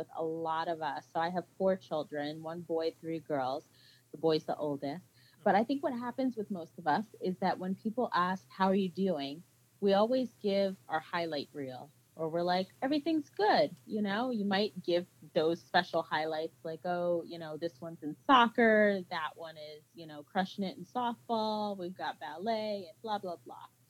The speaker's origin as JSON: {"language": "English", "region": "Central New Jersey", "country": "United States", "tie": "born or raised there", "moved": "yes", "said": "So I am a Jersey girl. I was born and raised in New Jersey."}